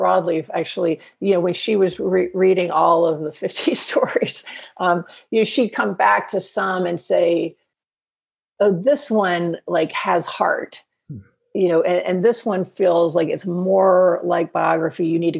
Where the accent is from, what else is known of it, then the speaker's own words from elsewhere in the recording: the South, United States; Well, I think I'm from the South. So you are too.